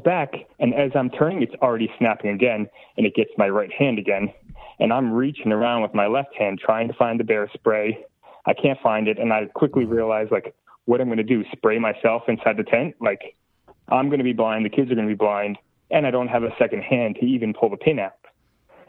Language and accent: English; New Jersey, United States; I'm from New Jersey